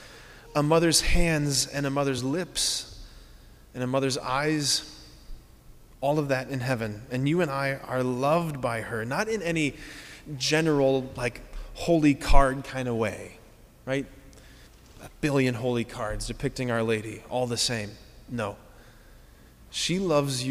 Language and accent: English; Hudson, Ohio, United States; there's a park in my hometown, Hudson Springs Park, with this beautiful little lake